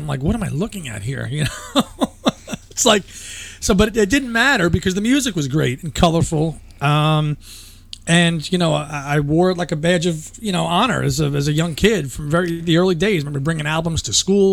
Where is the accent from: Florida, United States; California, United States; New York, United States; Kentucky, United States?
New York, United States; New York area, United States; I'm from the New York area